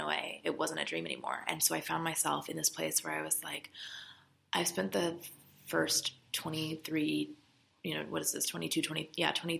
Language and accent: English; California, United States; moved away as an adult; now in Los Angeles, United States; I'm still from California. I'm from about 2 hours away, the high desert.